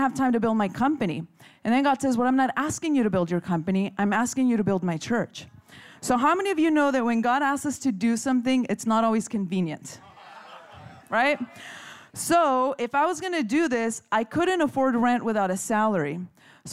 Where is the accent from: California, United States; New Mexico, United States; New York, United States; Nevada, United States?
California, United States; Chula Vista; I grew up in Chula Vista